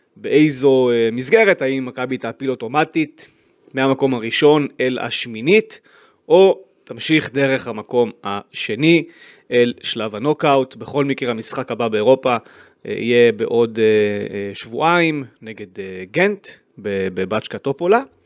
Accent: Israel; כיהודי, כישראלי

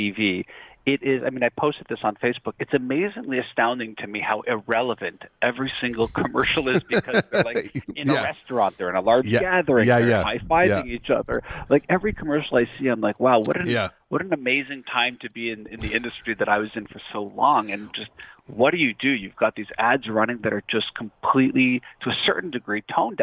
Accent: Canada; how proud I am to be Canadian and how much I love being Canadian

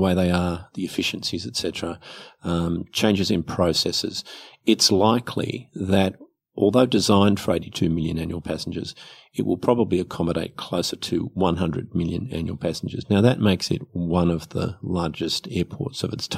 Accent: Sydney, New South Wales, Australia; I grew up in Western Sydney

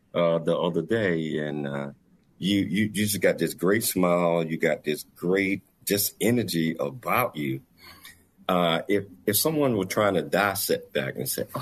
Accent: the South, United States; I'm from the South

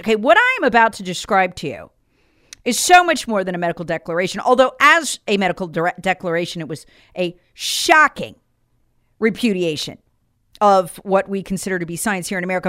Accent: Charlotte, North Carolina, United States; came from my hometown of, of Charlotte.

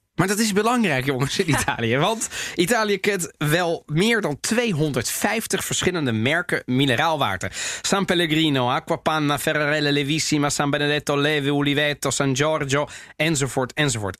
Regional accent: The Hague, South Holland, Netherlands; ik ben geboren en getogen in Den Haag.

